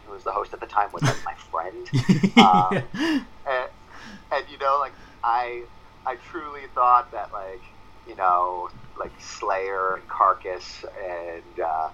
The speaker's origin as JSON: {"language": "English", "area": "outside of Philadelphia", "region": "Pennsylvania", "country": "United States", "tie": "born or raised there", "moved": "yes", "lives_now": "New York, United States", "said": "I grew up outside of Philadelphia, Pennsylvania."}